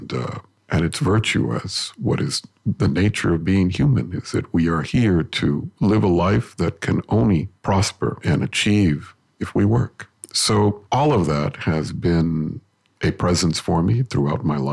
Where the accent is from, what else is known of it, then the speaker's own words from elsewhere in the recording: Los Angeles, California, United States; first language Spanish; English is a second language; The neighborhood I grew up in, which is in Boyle Heights, near the General Hospital